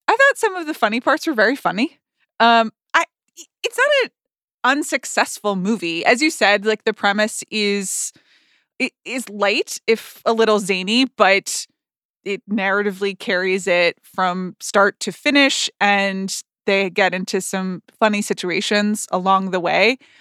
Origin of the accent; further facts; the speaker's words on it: the South, United States; as a Southerner